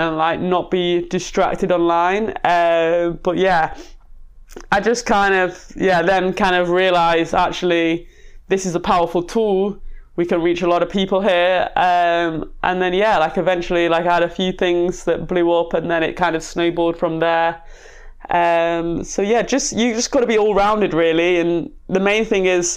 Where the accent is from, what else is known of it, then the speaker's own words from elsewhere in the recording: Manchester, North West England, United Kingdom; I was brought up in South Manchester